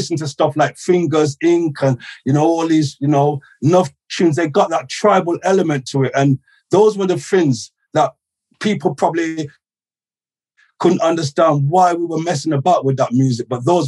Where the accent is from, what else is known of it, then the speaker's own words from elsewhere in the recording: Gloucester, South West England, United Kingdom; now in London, United Kingdom; growing up in Gloucester, you know, sound system culture